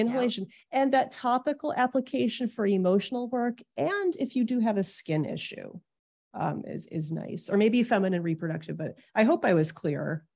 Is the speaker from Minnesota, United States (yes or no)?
no; Detroit, Michigan, United States; now in New York City, United States; I was born in Detroit